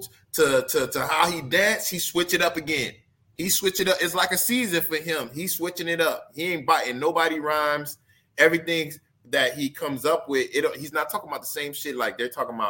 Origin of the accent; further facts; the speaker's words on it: Miami, Florida, United States; I was gonna say from Dade County